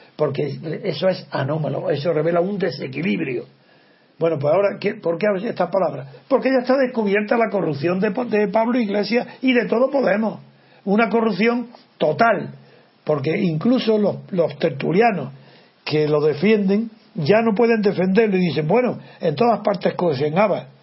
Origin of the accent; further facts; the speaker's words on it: Órgiva, Andalusia, Spain; el cura de mi pueblo, de Órgiva